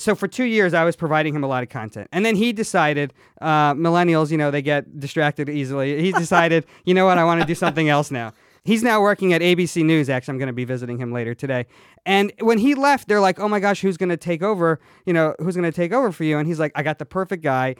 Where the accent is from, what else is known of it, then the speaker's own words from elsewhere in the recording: Atlanta, Georgia, United States; I grew up in the Bible Belt